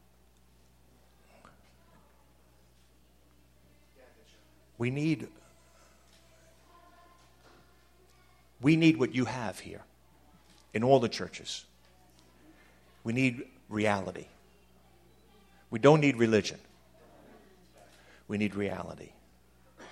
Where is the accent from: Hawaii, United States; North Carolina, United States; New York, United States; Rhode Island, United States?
New York, United States; Long Island; I grew up in Long Island